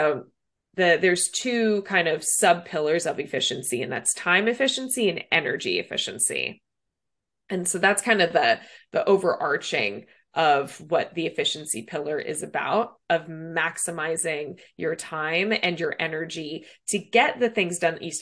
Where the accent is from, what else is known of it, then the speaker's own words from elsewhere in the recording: Los Angeles, California, United States; moved away as an adult; now in San Francisco Bay Area, United States; I'm originally from Los Angeles and born and raised there, lived there after college, met my husband there.